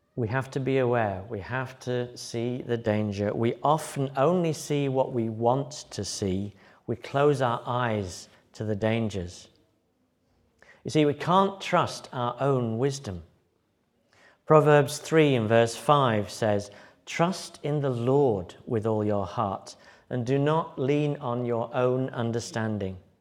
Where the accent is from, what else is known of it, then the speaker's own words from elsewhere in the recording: Yorkshire and the Humber, United Kingdom; moved away as an adult; also born or lived in Liverpool / Germany / Brighton; When I moved from Yorkshire to, uh, university in Liverpool